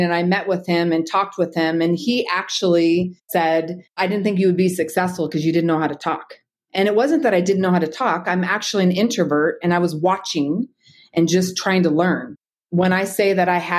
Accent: Bay Area, Northern California, United States; moved away as an adult; also born or lived in Twin Falls, Idaho; now in Boise, United States; I'm actually from Northern California, the Bay Area, and I worked in law enforcement there for 10 years.

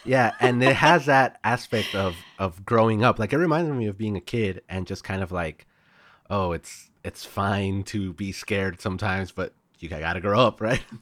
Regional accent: El Paso, Texas, United States; El Paso was where I grew up

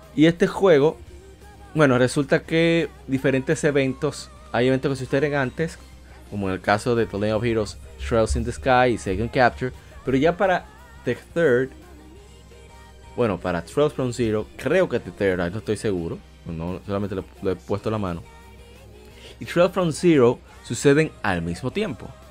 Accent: Dominican Republic; Yo soy de República Dominicana

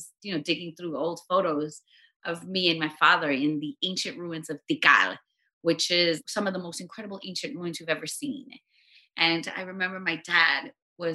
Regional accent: Los Angeles, California, United States; I grew up in Los Angeles and my parents came from Guatemala in the 70s

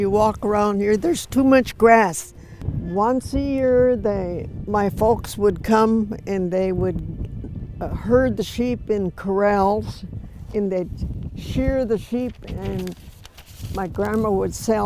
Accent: Point Francis, Washington, United States; also born or lived in Marietta, Washington / Lummi Island; I was born in Marietta, Washington. When I was about 2, I moved from Lummi Island to Point Francis

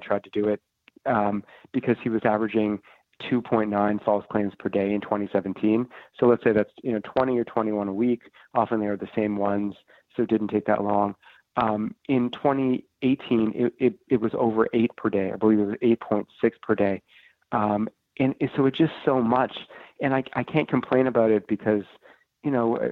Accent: Canada; moved away as an adult; now in Washington, United States; a Canadian reporter in Washington

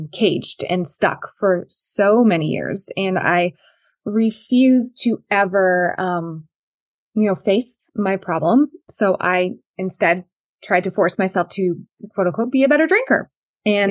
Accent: Connecticut, United States; I grew up in Connecticut

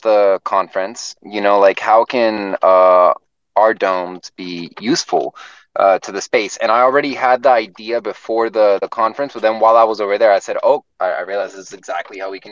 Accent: Florida, United States; also born or lived in Puerto Rico; I was born in Puerto Rico, but I grew up in Florida

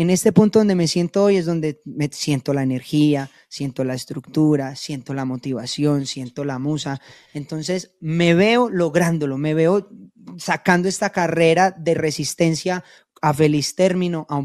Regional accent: Colombia; nosotros como colombianos deberíamos estar más unidos unos con otros, así como lo logran los boricuas.

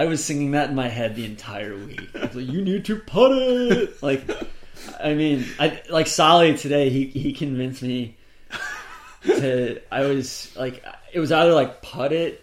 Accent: Atlanta, Georgia, United States; I'm from Atlanta.

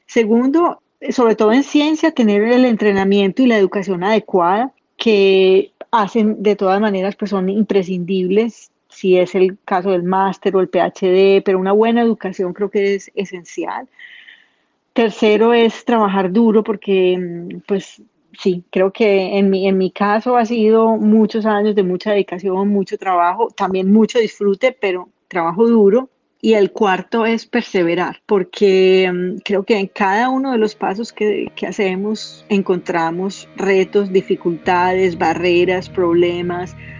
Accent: Colombia; moved away; Cuando salí de Colombia por primera vez

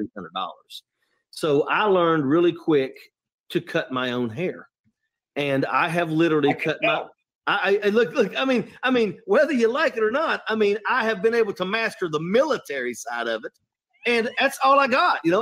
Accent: West Virginia, United States; I'm from West Virginia

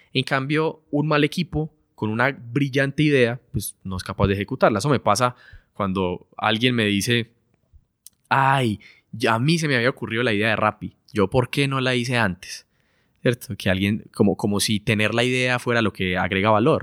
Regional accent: Colombia; somos de Colombia, entonces vivíamos allá

